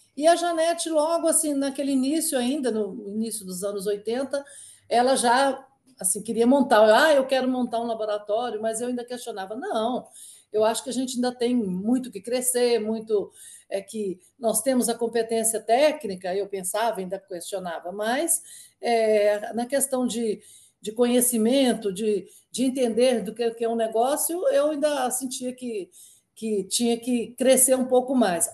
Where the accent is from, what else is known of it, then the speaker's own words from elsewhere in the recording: Inhapim, Minas Gerais, Brazil; moved away as an adult; now in Brasília, Brazil; eu eu sou mineira, né? Me formei lá pela UFMG